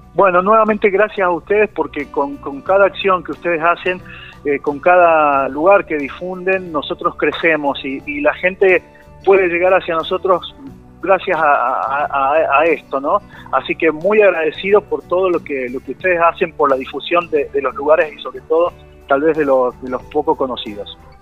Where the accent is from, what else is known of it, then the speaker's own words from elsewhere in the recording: Banda Florida, La Rioja, Argentina; Banda Florida es mi pueblo, son, es un pueblo de 350 habitantes